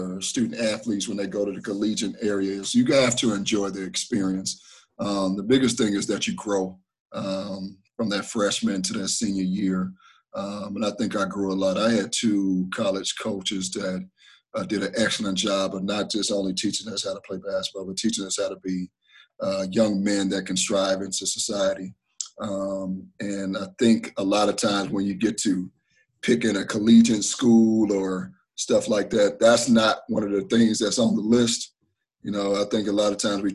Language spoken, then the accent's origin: English; Milwaukee, Wisconsin, United States; moved away as an adult; now in Minnesota, United States; I'm from Milwaukee, Wisconsin